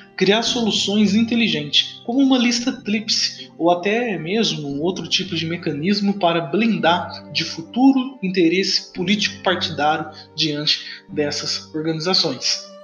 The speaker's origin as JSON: {"language": "Portuguese", "country": "Brazil", "said": "nós, brasileiro"}